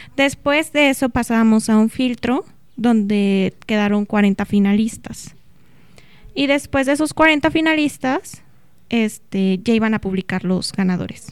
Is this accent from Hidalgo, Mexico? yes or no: yes; Pachuca, Hidalgo, Mexico; moved away as an adult; now in Celaya, Mexico; yo originalmente soy de Pachuca Hidalgo